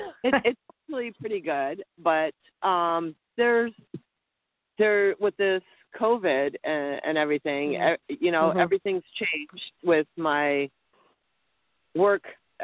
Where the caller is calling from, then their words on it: Montana, United States; I'm calling from Montana.